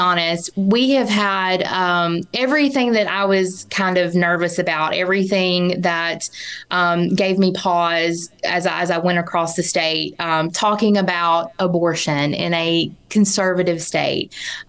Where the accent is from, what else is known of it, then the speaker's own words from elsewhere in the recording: Mississippi, United States; And to be a lifelong Mississippian and to be given the opportunity to run for statewide office in my home state